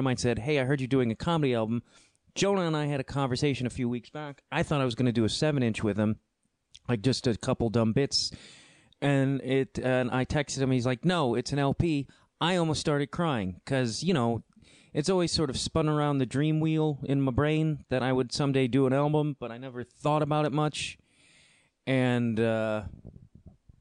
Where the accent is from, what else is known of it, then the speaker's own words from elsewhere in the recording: Chicago, Illinois, United States; being a Chicagoan